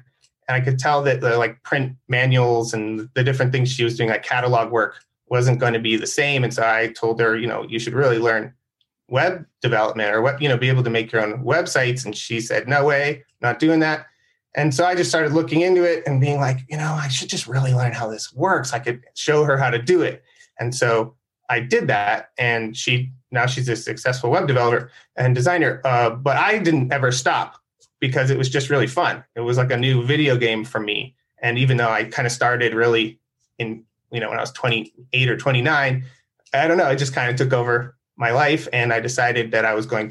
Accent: San Diego, California, United States; I grew up in San Diego

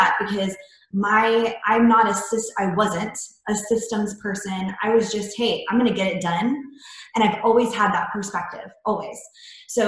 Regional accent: Florida, United States; moved away; I'm originally from Florida. So I came here

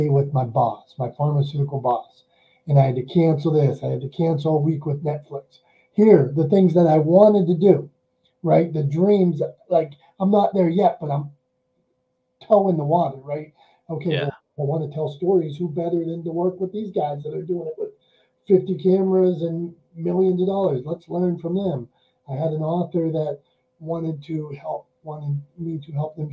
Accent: Pittsburgh, Pennsylvania, United States; I'm from Pittsburgh, Pennsylvania

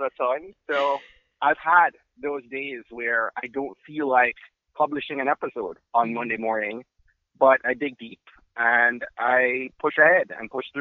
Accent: Jamaica; I'm Jamaican

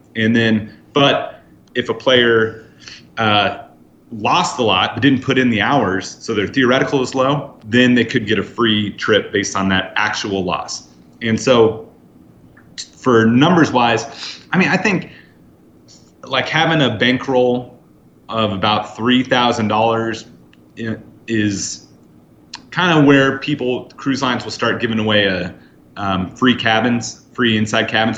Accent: Northern California, United States; I grew up in Northern California

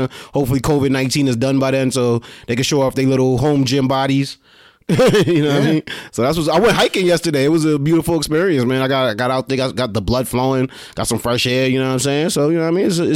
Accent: New York City, New York, United States; I grew up in Brooklyn, New York

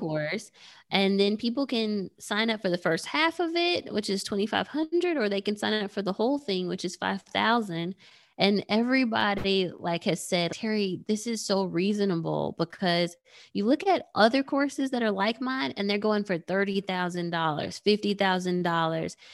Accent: Nigeria; I'm Nigerian

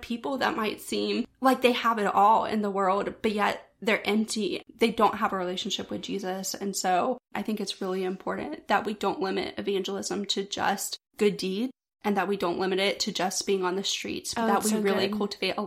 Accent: Pensacola, Florida, United States; I was born and raised here in Pensacola, born in West Florida Hospital, and have lived here my entire life.

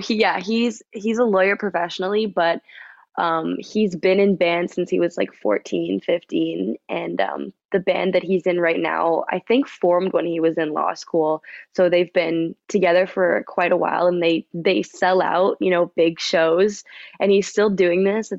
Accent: Vancouver, British Columbia, Canada; moved away as an adult; now in Toronto, Canada; born and raised in Vancouver

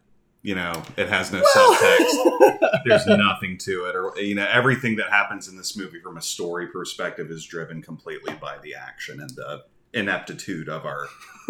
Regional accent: United States; accent: American English; I'm an American. I speak American English. Not Norwegian. Not Finnish. Not Swedish.

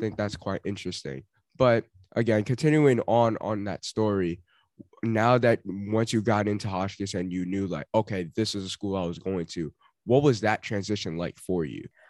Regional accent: New York, United States; being a New Yorker

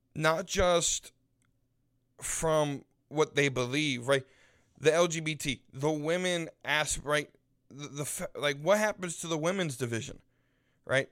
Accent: United States; as a Westerner, as an American

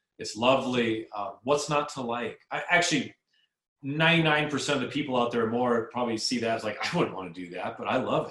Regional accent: Southern California, United States; I grew up in Southern California

